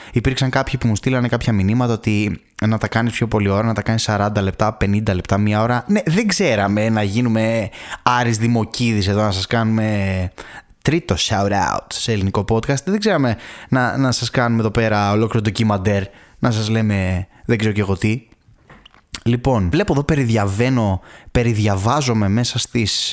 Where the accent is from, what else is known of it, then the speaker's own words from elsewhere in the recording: Thessaloniki, Central Macedonia, Greece; moved away; στην αγαπημένη μου πατρίδα, στην μάνα που με γέννησε, στην αγαπημένη Θεσσαλονίκη